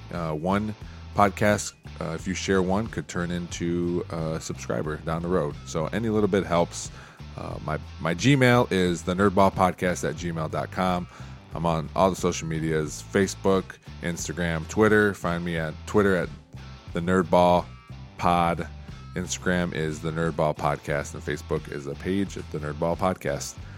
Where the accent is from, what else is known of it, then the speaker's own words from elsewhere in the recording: Toledo, Ohio, United States; I grew up in Toledo.